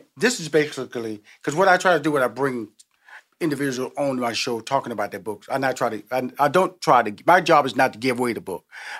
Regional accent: Houston, Texas, United States; I came from the hood. I came from Fifth Ward. I came from a neighborhood where my parents had to get us out, and we moved to a neighborhood a little bit better

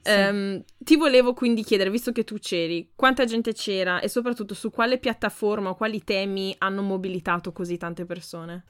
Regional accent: Ferrara, Emilia-Romagna, Italy; da buona ferrarese

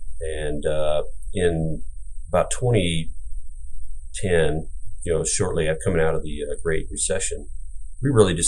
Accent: south of Des Moines, central Iowa, United States; I grew up in central Iowa. I'm an Iowa native. Grew up just a little south of Des Moines.

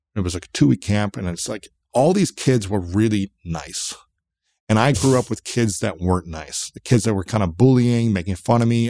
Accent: United States; I'm an American guy

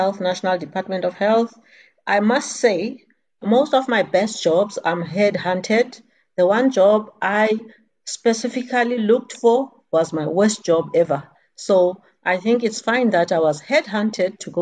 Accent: Eastern Cape, South Africa; I'm from the Eastern Cape.

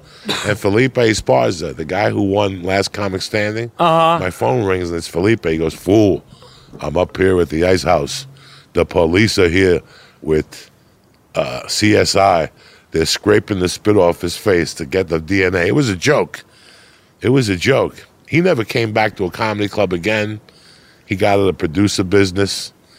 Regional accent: Cuba; now in United States; When I came from Cuba, I was petrified of dogs.

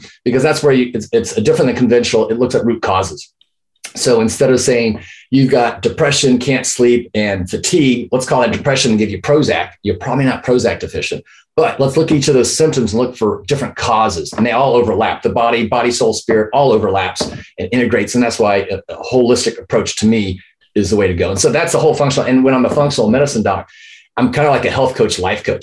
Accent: Houston, Texas, United States; moved away as an adult; also born or lived in Chicago / San Antonio; I grew up in Houston, met my high school sweetheart in the senior year

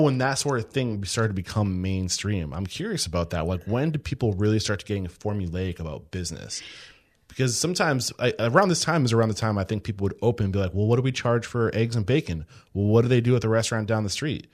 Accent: Exeter, New Hampshire, United States; I'm from New, the Exeter side

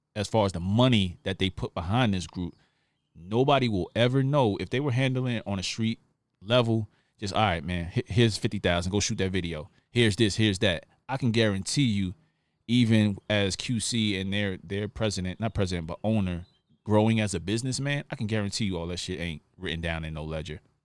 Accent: New York, United States; I come from New York, we both not street dudes, but we grew up in some tough environments

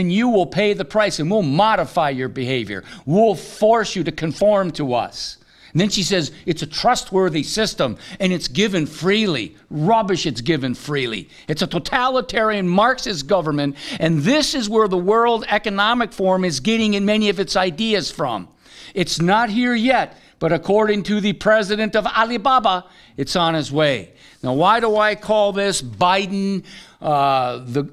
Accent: United States; I am an American, born free

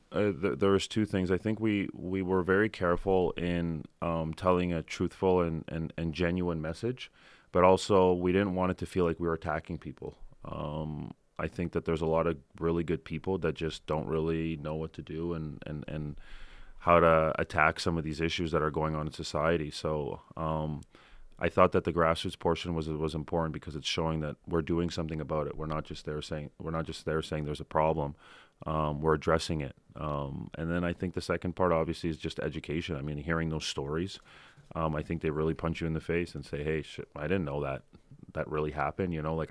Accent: Toronto, Ontario, Canada; Obviously, where I'm from Toronto, it's so different walking into a Raptors game than it is walking into to a Leaf game.

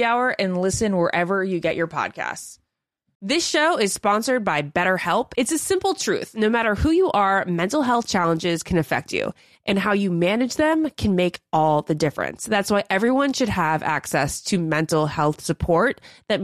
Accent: New Jersey, United States; now in Rhode Island, United States; I'm like originally from Jersey too. My parents lived there for over 30 years. That's where I was born

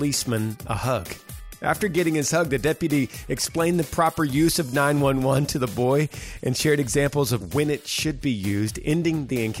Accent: Texas, United States; I'm from Texas. We don't say pop

